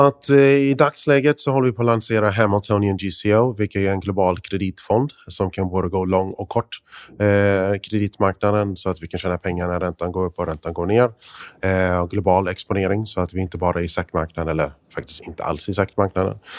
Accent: United States; Swedish is a second language; moved away; also born or lived in Sweden; jag är amerikan från början, så att jag bodde i Sverige från 85 till 96

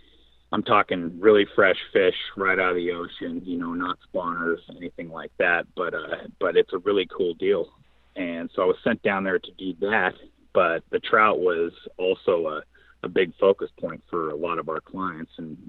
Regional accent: Pacific Northwest, United States; I'm a guy from the Northwest, and when you're a guy from the Northwest, you start to long for the rain, you start to long for the mountains and steelhead.

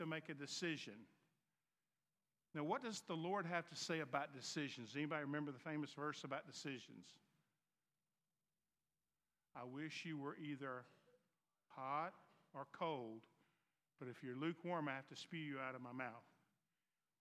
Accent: the South, United States; accent: Southern; My Southern accent. So in the South

